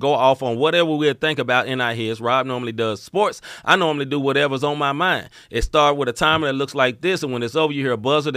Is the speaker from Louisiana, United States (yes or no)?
no; Memphis, Tennessee, United States; moved away; I am from Memphis originally